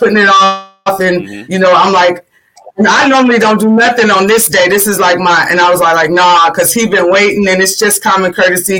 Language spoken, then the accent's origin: English; Sacramento, California, United States; also born or lived in Florida / Georgia; I'm from Sacramento, California. I was born in Florida, raised partially in Georgia. All my family is in Georgia, but I was raised technically since I was 5 years old. My mom moved here to Sacramento, California